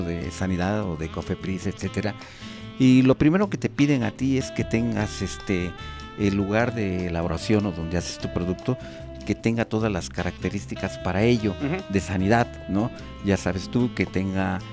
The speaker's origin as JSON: {"language": "Spanish", "country": "Mexico", "said": "yo también"}